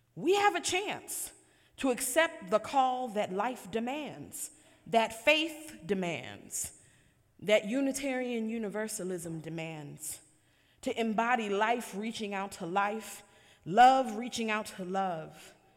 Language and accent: English; Buffalo, New York, United States; the community members I grew up with in Buffalo, New York